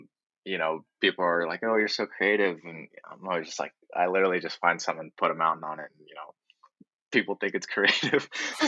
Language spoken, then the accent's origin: English; Japan; born there; So Kuma Wave, I was born in Japan along with my brother. We're half Japanese. My mom's Japanese.